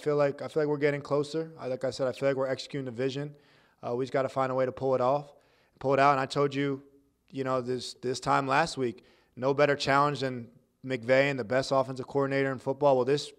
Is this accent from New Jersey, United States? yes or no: yes; New Jersey, United States; growing up in New Jersey, no matter what team you root for, you root against the Cowboys.